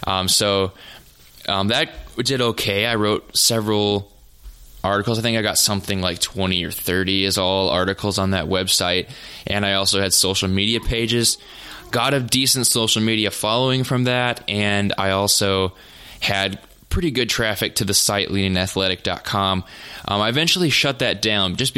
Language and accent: English; North Dakota, United States; also born or lived in Nebraska; I'm from North Dakota. I'm a farm kid. Grew up on the farm.